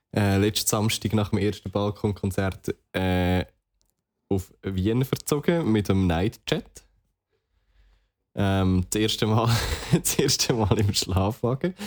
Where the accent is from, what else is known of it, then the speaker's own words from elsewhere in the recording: Switzerland; als Schweizer